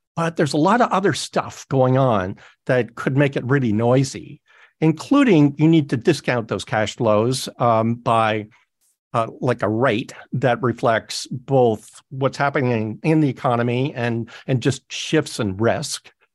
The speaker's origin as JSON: {"language": "English", "town": "Toronto", "region": "Ontario", "country": "Canada", "tie": "born or raised there", "moved": "yes", "said": "all in Toronto. That's my hometown"}